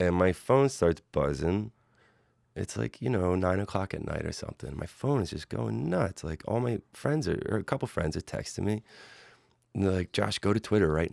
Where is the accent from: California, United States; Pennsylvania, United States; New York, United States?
Pennsylvania, United States; Philadelphia; growing up in Philly